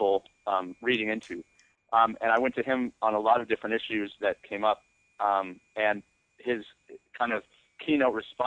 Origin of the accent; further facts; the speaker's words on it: United States; I'm American